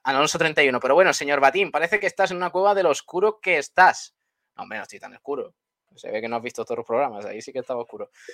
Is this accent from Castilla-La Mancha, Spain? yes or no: no; Málaga, Andalusia, Spain; porque somos de aquí, somos malagueños